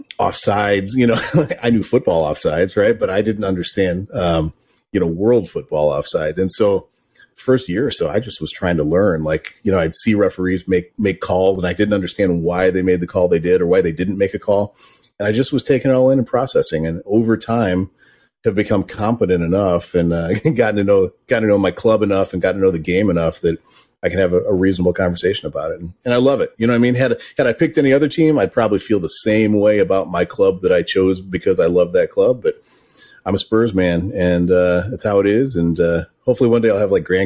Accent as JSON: {"language": "English", "town": "Chicago", "region": "Illinois", "country": "United States", "tie": "born or raised there", "moved": "as an adult", "lives_now": "Vermont, United States", "said": "I grew up in the Chicago suburbs"}